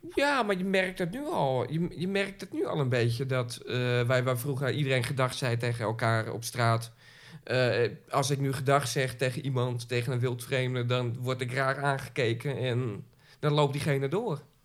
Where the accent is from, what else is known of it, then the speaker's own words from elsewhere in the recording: Zaandam, North Holland, Netherlands; ik ben echte Zaankanter, eh, geboren en getogen in Zaandam